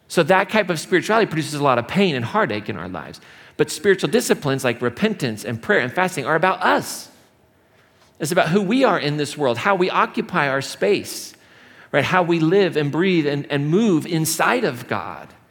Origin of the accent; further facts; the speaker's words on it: Indiana, United States; moved away as an adult; now in Colorado, United States; the Midwest where I grew up or in Indiana